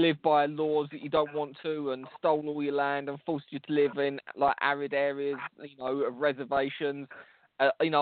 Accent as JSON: {"language": "English", "region": "England", "country": "United Kingdom", "said": "as an English person"}